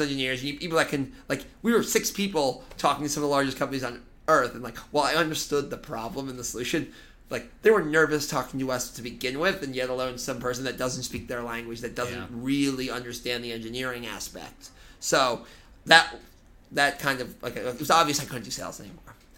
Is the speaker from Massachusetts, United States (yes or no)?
yes; Boston, Massachusetts, United States; moved away as an adult; now in New York City, United States; I was born in New York City, actually. My parents moved to Boston when I was young